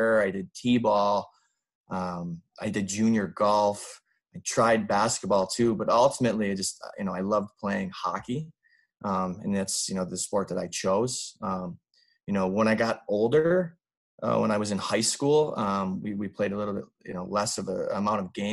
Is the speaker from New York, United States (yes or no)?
no; Traverse City, Michigan, United States; originally from Traverse City, Michigan. It's a small town in northern Michigan, right on Lake Michigan